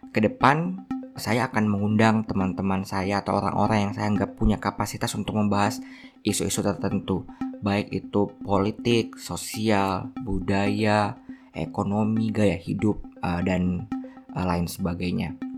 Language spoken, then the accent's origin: Indonesian; Watampone, South Sulawesi, Indonesia; born there; saya lahir di Watampone, Kabupaten Bone, 3 Juni 1994.